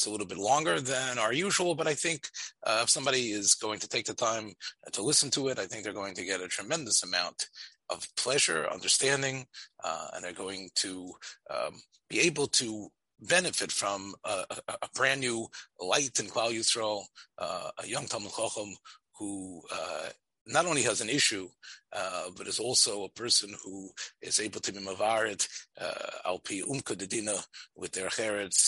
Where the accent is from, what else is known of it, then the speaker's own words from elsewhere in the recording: Memphis, Tennessee, United States; As a Memphis person, that everybody knows, I was raised in Memphis and grew up in Rav Nota's